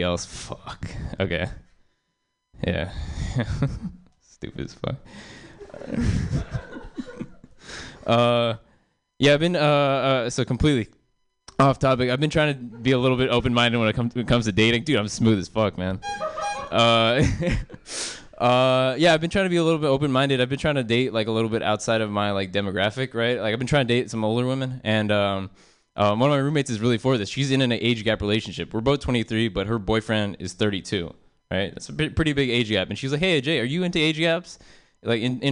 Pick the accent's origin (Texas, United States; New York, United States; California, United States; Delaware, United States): California, United States; South Bay; I grew up in South Bay, and there's a lot of Asian moms out there